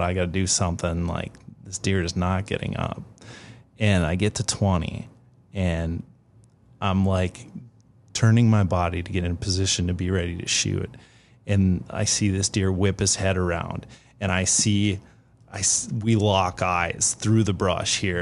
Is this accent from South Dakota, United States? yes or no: no; Minnesota, United States; I grew up in Minnesota